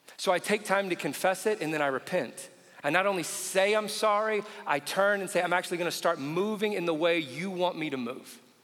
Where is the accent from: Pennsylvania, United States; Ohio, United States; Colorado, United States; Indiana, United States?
Indiana, United States; I grew up in Indiana